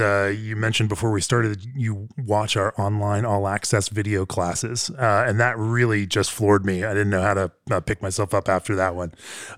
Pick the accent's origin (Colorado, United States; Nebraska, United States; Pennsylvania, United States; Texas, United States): Colorado, United States; Fort Collins; Sure. That's my hometown.